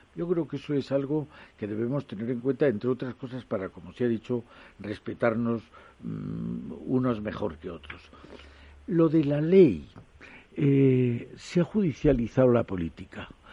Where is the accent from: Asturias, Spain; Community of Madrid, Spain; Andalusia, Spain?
Andalusia, Spain; Jaén; yo que soy de Jaén